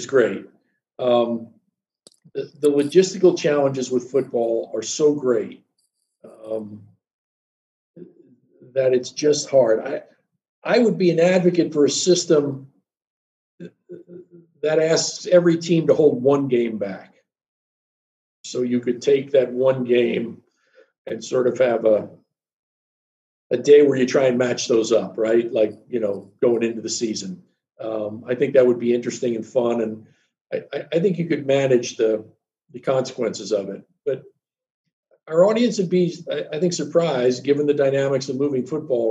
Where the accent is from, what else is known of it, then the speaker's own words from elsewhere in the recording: Yonkers, New York, United States; I was born in Yonkers, New York